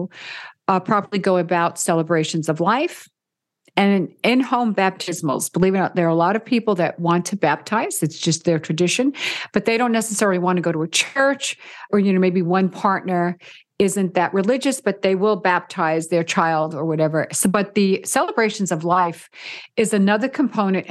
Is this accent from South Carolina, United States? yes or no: no; New York City, New York, United States; moved away as an adult; also born or lived in Orangeburg, New York; now in Las Vegas, United States; I grew up in the Bronx, New York. So I'm from an Italian family